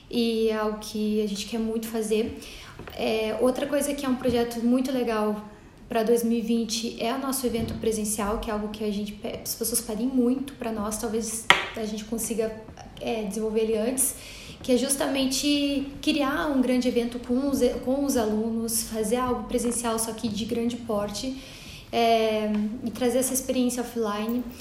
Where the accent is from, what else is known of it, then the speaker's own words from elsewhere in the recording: Fortaleza, Ceará, Brazil; E eu vim lá de Fortaleza para conhecer o café de vocês.